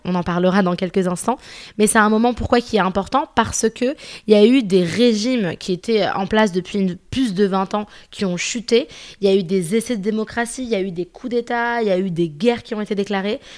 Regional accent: Paris, Île-de-France, France; j'ai pas grandi en Égypte, moi j'ai grandi à Paris

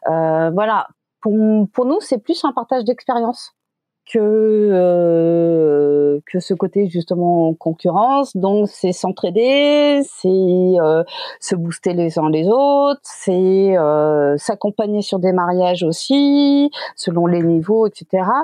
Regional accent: Quebec, Canada; born there; suis né au Québec, j'ai fait mes études de photo au Québec.

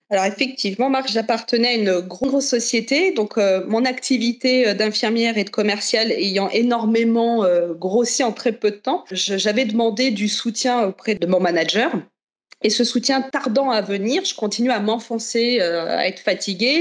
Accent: Chartres, Centre-Val de Loire, France; je viens de Chartres, dans le 28

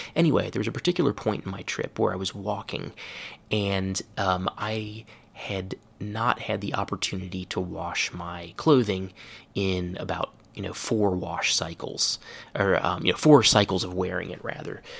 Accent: Cincinnati, Ohio, United States; moved away; I'm from Cincinnati, Ohio

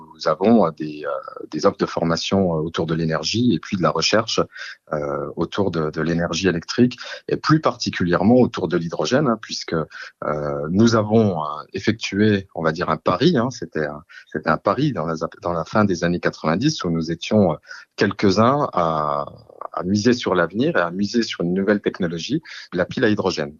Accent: Belfort, Bourgogne-Franche-Comté, France; Je suis un produit euh, belfortin, on peut le dire comme ça, puisque je suis né à Belfort. Euh, j'ai fait euh, toutes mes études à Belfort, toute ma carrière professionnelle

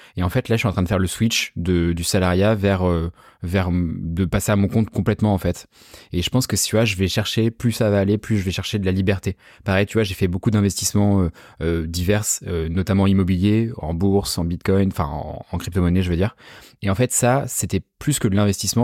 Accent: La Rochelle, Nouvelle-Aquitaine, France; now in Paris, France; moi je viens de La Rochelle à la base, tu vois, genre je suis pas du tout parisien

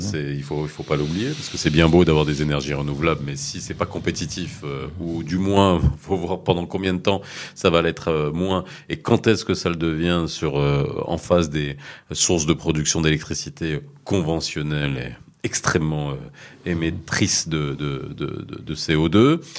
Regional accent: Morocco; chez nous au Maroc

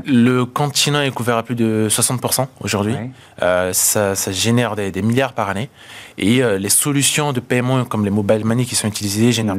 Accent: Central African Republic; moved away as an adult; now in France; je suis né en, en, en Centrafrique

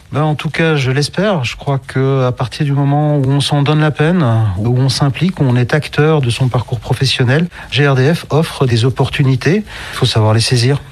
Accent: Belgium; je viens de Belgique

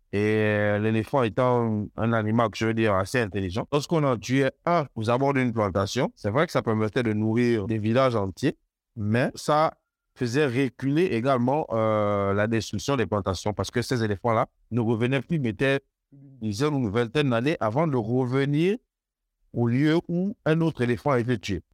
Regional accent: banks of the Ogooué, near Port-Gentil, Ogooué-Maritime, Gabon; je suis né, enfin, j'ai grandi sur les rives de l'Ogoué

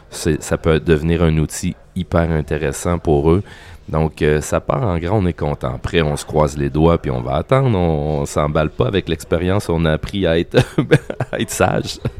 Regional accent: Quebec, Canada; on n'est pas vraiment juste canadien, on est canadien francophone et québécois

